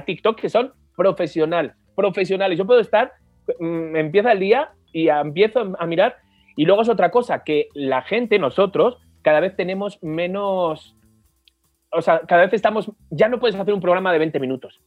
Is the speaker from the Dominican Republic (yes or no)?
no; Spain; moved away